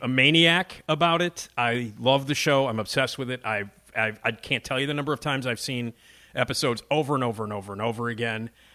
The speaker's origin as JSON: {"language": "English", "town": "Chicago", "region": "Illinois", "country": "United States", "said": "I'm from Chicago"}